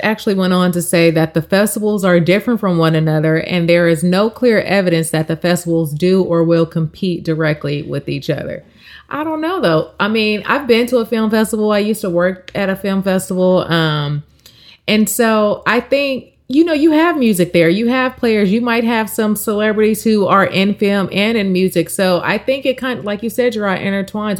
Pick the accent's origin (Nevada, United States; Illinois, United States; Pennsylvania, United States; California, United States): California, United States; that's my home state and where I'm registered to vote